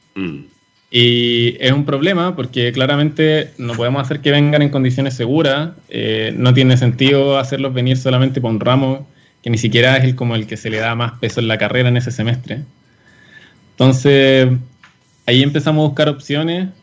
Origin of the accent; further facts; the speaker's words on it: Chile; como sociedad chilena